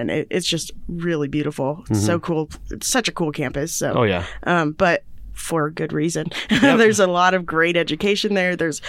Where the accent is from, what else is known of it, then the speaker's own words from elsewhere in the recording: Indiana, United States; I'm from Indiana, so we have a really cool Lucas Oil Stadium.